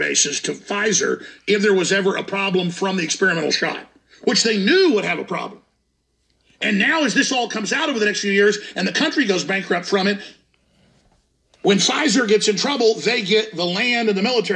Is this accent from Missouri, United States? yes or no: no; Dallas, Texas, United States; My hometown, Dallas